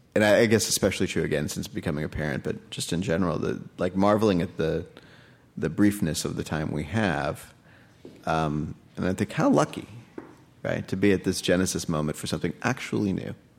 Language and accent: English; United States; also born or lived in India; now in New York, United States; I was born in the States